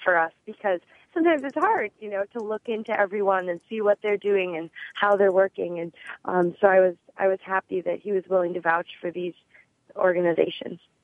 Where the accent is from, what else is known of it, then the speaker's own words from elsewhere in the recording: Midwest, United States; moved away; I actually grew up in the Midwest